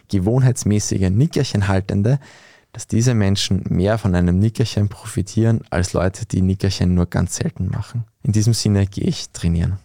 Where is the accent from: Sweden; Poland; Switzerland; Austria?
Austria; Bei uns in Österreich